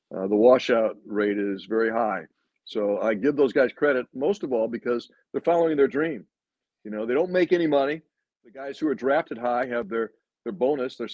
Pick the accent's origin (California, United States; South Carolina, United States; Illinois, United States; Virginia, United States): Illinois, United States; outside Chicago; moved away; also born or lived in Philadelphia; I grew up outside Chicago